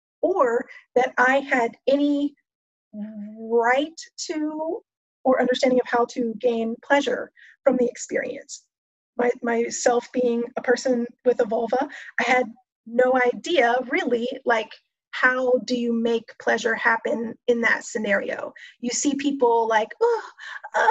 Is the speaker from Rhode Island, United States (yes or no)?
no; Texas, United States; I grew up in Texas